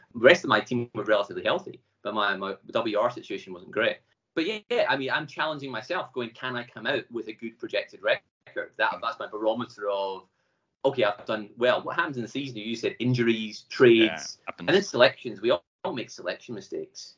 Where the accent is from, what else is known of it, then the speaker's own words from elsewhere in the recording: Glasgow, Scotland, United Kingdom; I'm from Glasgow. Live in Glasgow. Having travelled around a bit, just came home.